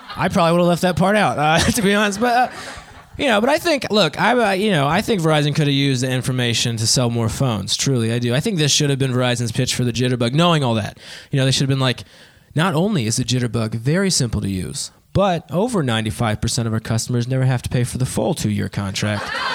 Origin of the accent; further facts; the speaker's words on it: Dayton, Ohio, United States; now in Columbus, United States; I'm actually from Dayton, Ohio